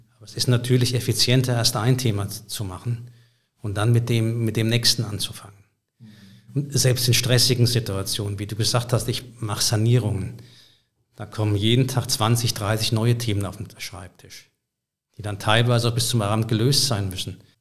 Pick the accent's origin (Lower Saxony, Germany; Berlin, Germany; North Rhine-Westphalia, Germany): Berlin, Germany; Ich komme aus Berlin